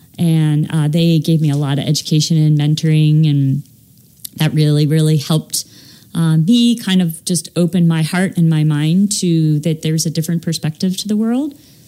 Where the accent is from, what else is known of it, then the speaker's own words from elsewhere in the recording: Baltimore, Maryland, United States; I grew up in Baltimore.